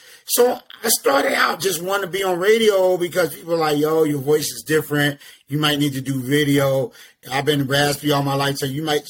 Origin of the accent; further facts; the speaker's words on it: Atlanta, Georgia, United States; Some people put the M in there. I do it just to be different. … I am from Atlanta, Georgia.